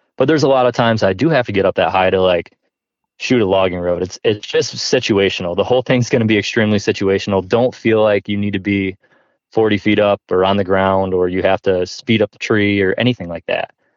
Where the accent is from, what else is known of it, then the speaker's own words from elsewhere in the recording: New York, United States; now in Ohio, United States; I grew up obviously in New York, like I talked about, and we just didn't have really big bucks there